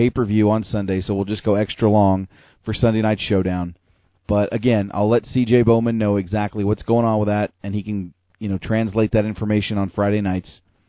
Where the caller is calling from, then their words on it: Calgary, Alberta, Canada; So with that said, I'm broadcasting from a nice little basement in Calgary, Alberta.